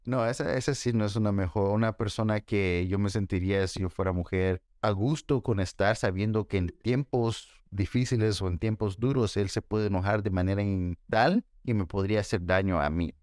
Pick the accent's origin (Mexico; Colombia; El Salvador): El Salvador; yo soy salvadoreño